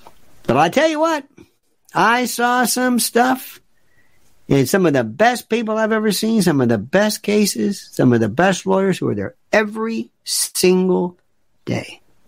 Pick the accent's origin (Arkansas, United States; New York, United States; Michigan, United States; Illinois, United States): New York, United States; Well, I'm from New York.